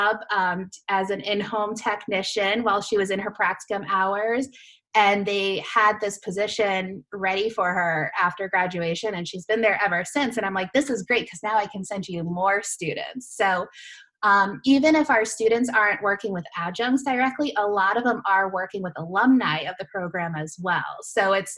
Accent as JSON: {"language": "English", "region": "Massachusetts", "country": "United States", "also_born_or_lived": "Florida", "said": "we're both from Massachusetts"}